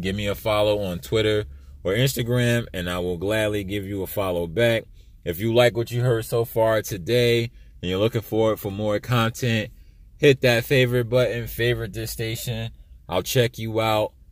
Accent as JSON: {"language": "English", "region": "East Coast", "country": "United States", "moved": "yes", "said": "I'm from the East Coast"}